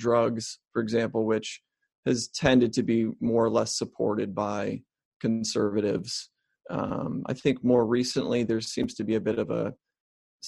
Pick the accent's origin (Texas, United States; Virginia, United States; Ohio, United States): Ohio, United States; I grew up in Ohio